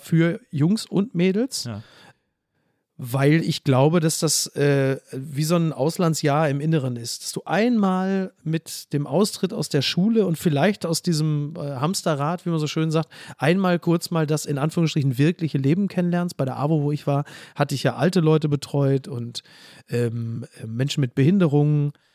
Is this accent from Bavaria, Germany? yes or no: no; Castrop-Rauxel, North Rhine-Westphalia, Germany; now in Hamburg, Germany; bin ich wieder in meiner Heimatstadt